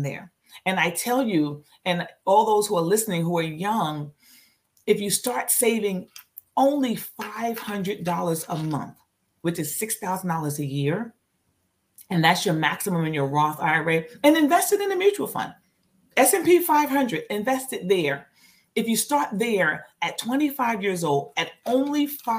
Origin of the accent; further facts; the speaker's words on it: New York, United States; I'm from New York.